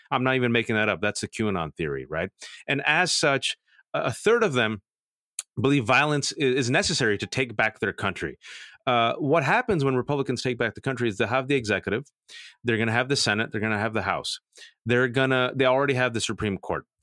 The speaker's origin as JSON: {"language": "English", "region": "California", "country": "United States", "said": "Remember the, the devastating fires in my home state"}